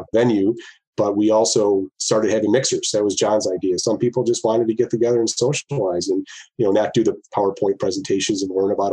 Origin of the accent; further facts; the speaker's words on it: Rochester, New York, United States; We're from Rochester